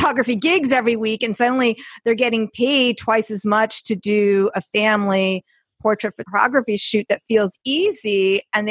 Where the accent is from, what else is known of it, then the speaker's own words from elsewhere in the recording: New York, United States; I'm Jewish and I'm from New York